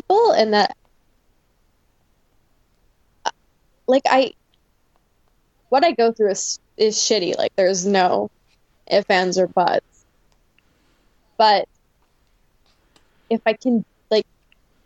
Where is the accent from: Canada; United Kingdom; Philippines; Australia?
Canada; Chase, British Columbia; moved away; I'm from Chase.